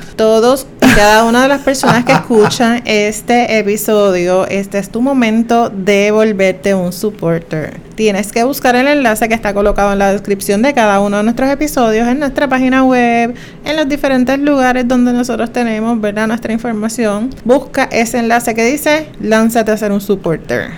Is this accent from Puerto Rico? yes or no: yes; Juncos, Puerto Rico; yo soy de Junco